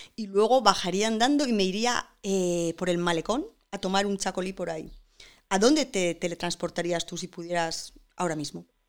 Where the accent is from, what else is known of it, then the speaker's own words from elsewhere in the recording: San Sebastián, Basque Country, Spain; como yo, Donosti, que soy donostiarra